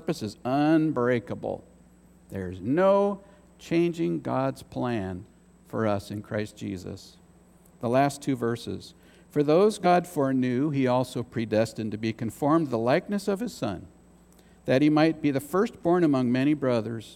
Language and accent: English; United States; as an American